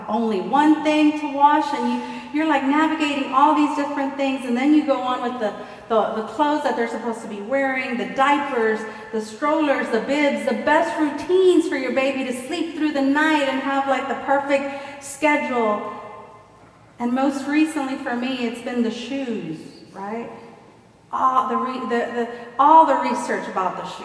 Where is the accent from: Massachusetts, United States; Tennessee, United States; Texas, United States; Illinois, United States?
Texas, United States; Houston; I grew up in Gulfton